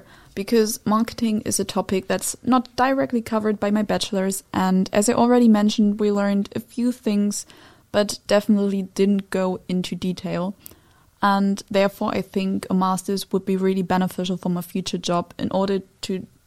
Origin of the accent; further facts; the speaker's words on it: Germany; now in Netherlands; my home country, which is Germany